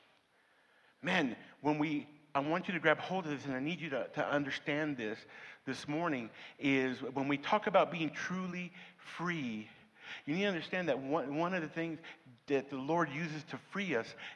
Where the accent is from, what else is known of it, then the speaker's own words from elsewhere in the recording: Denver City, Texas, United States; I grew up here in Denver City.